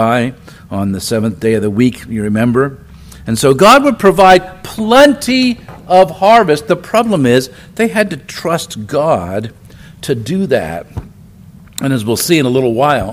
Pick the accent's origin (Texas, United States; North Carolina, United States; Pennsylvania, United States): Pennsylvania, United States; Philadelphia; I'm from Philadelphia